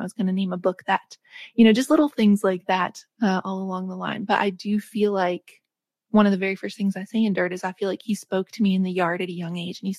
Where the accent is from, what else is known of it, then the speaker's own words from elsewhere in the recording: West Virginia, United States; where I grew up in West Virginia